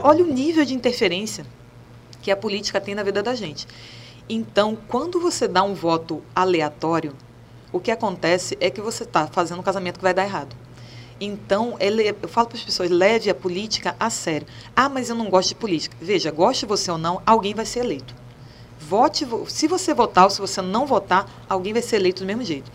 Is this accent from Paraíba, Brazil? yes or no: no; Rio de Janeiro, Brazil; now in Pernambuco, Brazil; Eu nasci no Rio, meus irmãos nasceram lá.